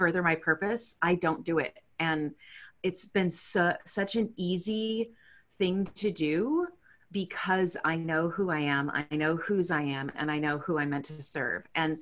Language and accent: English; San Jose, California, United States; moved away as an adult; also born or lived in Edina, Minnesota; now in Seattle, United States; when I was a wee, my parents moved us out to San Jose, California, which is where I was raised